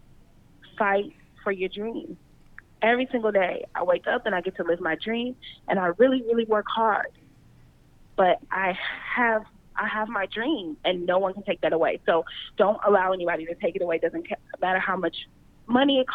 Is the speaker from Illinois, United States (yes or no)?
no; Los Angeles, California, United States; I'm from